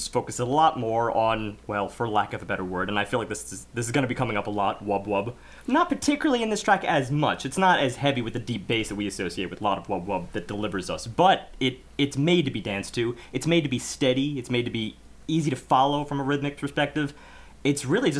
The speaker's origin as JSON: {"language": "English", "country": "United States", "said": "as an American audience"}